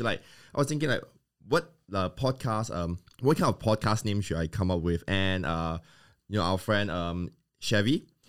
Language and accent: English; Malaysia; moved away as an adult; now in South Australia, Australia; I'm from Malaysia